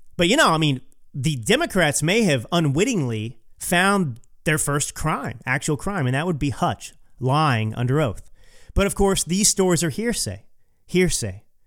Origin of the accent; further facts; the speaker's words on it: Texas, United States; Growing up in Texas